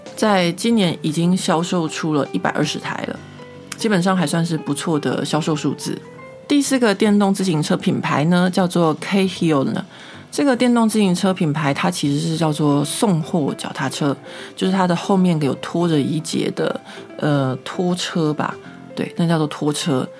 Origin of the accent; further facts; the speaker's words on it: Taiwan; now in Paris, France; 秉着我台湾人的服务精神